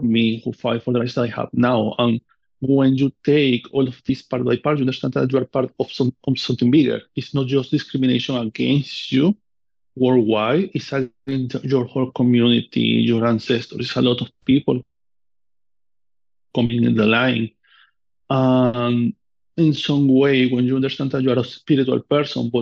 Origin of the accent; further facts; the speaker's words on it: Amazonas, Venezuela; English is a second language; moved away as an adult; now in United States; from where I come from Venezuela, from South America